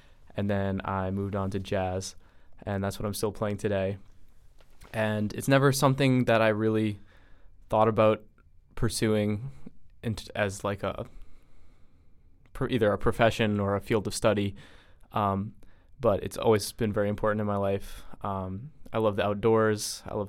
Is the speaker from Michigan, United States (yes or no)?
no; Providence, Rhode Island, United States; as Logan just introduced me as. I was born and raised in Providence, Rhode Island.